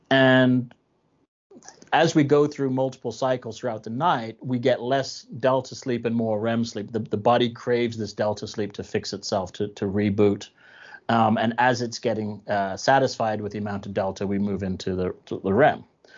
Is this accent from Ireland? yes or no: yes; Ireland; I'm Irish, so it's in my culture to make sure that that I have that in my system at all times.